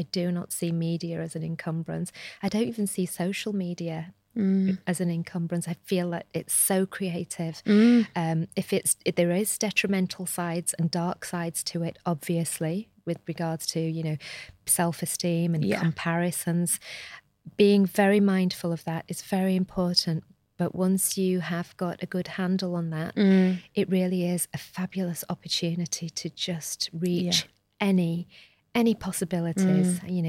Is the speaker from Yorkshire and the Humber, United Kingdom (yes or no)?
yes; Shipley, Yorkshire and the Humber, United Kingdom; I am a Shipley girl, born and bred in Shipley. So I absolutely love Shipley.